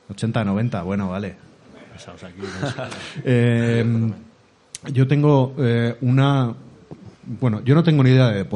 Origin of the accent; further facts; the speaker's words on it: Mar del Plata, Buenos Aires Province, Argentina; moved away as an adult; now in Burgos, Spain; Somos de Mar de Plata.